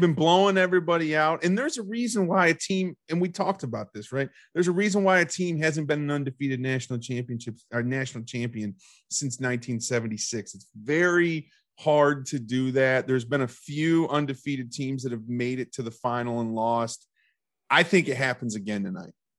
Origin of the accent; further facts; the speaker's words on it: Ohio, United States; I am from Ohio